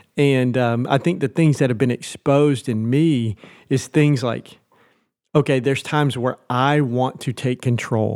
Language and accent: English; Nashville, Tennessee, United States; moved away as an adult; also born or lived in Sulphur Springs, Texas; now in Cincinnati, United States; I'm from Nashville, Tennessee originally.